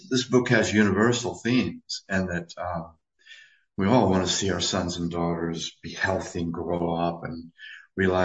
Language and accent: English; United States; I'm an American